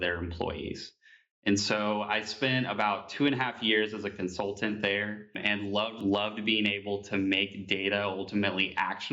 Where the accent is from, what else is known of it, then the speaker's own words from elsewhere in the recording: Evansville, Indiana, United States; moved away as an adult; also born or lived in Bloomington, Indiana; now in Indianapolis, United States; I'm born and raised here in Indiana. I am from Evansville, Indiana